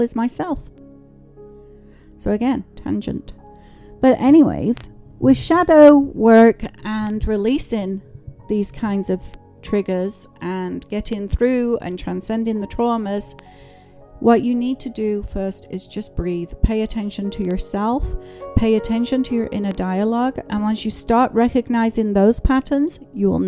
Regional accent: England, United Kingdom; I grew up in England

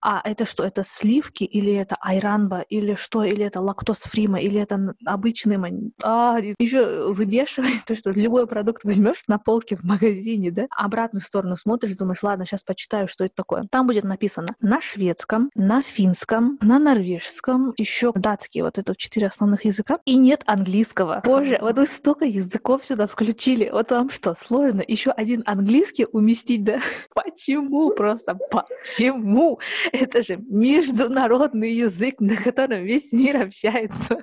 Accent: Kazakhstan; now in Sweden; я из Казахстана

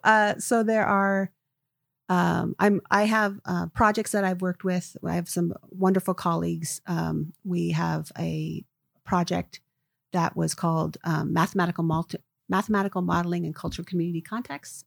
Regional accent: Seattle, Washington, United States; grew up here, um, in the Seattle area

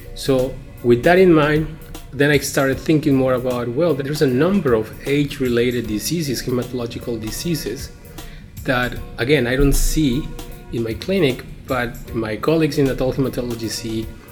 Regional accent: Mexico; moved away as an adult; Growing up in Mexico and training as a physician in Mexico

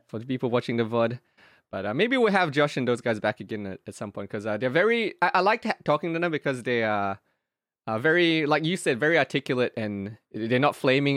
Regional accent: Australia; moved away as an adult; now in South Korea; I grew up in Australia, yeah, and, and I'm in Korea right now

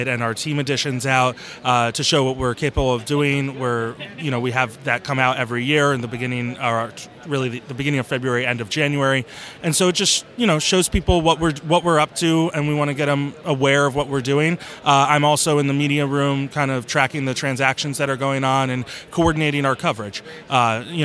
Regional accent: Maryland, United States; I grew up in Maryland

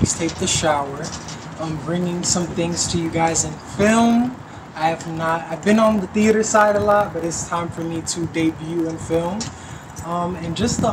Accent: Houston, Texas, United States; I was fortunate to grow up in Houston, Texas, where I was raised around all these different backgrounds

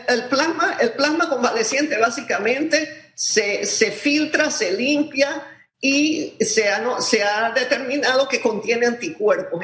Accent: Panama

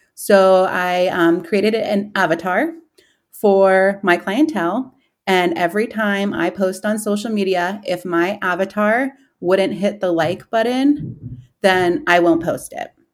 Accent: New York City, New York, United States; moved away as an adult; now in Columbus, United States; I was born and raised in Queens, and I moved here to Columbus when I was eighteen

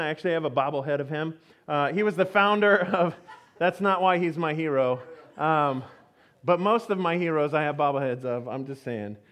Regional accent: Houston, Texas, United States; I grew up in Houston, Texas

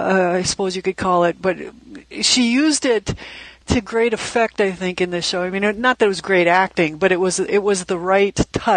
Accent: Minnesota, United States; Okay, I'm from Minnesota.

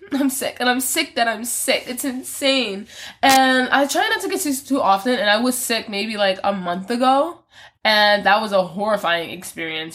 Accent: Philadelphia, Pennsylvania, United States; I'm from Philly

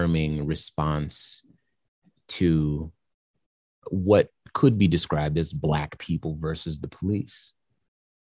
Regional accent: California, United States; I'm from California

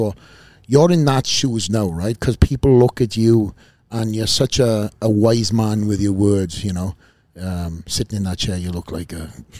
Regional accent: Wales, United Kingdom; I'm a kid from Wales. I come from a small little town.

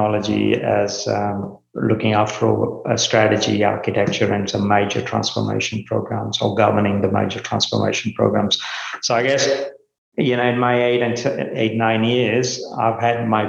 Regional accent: India; moved away as an adult; also born or lived in Melbourne, Australia / Port Kembla, Australia; now in Australia; I grew up in India.

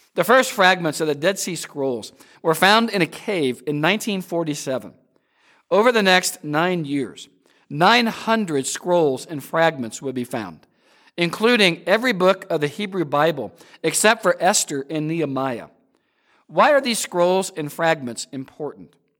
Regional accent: Peoria, Illinois, United States; Growing up in Peoria, Illinois

